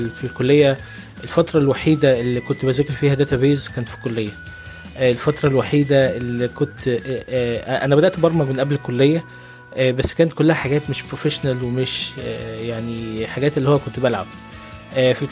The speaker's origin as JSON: {"language": "Arabic", "country": "Egypt", "tie": "born or raised there", "also_born_or_lived": "Saudi Arabia / United Arab Emirates", "said": "يعني انا اتولدت في مصر وبعدين آه، سافرت مع والدي لان هو كان شغال في السعوديه وبعدين سافرت معاه تاني قعدت كان شغال في الامارات قعدت في الامارات لحد اعدادي تقريبا وبعدين رجعت مصر خدت الاعداديه والثانويه من مصر"}